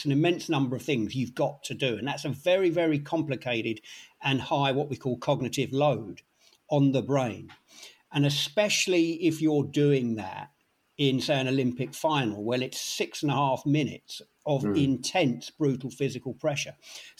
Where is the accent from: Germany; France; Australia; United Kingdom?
United Kingdom; London; I grew up in London, as you can probably gather from the accent.